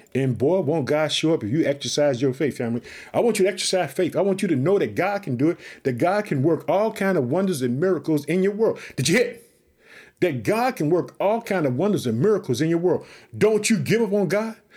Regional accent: Chicago, Illinois, United States; That's my home state. I live in the city of Chicago

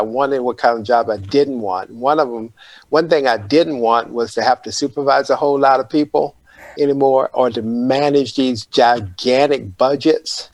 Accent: Panama City, Florida, United States; I grew up in Panama City, Florida

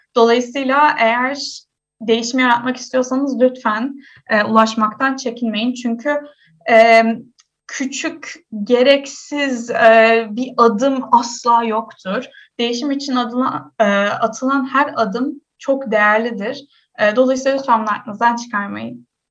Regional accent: Istanbul, Turkey; Ben doğma büyüme İstanbulluyum

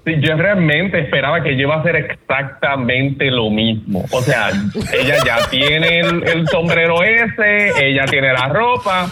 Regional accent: Puerto Rico; como puertorriqueños

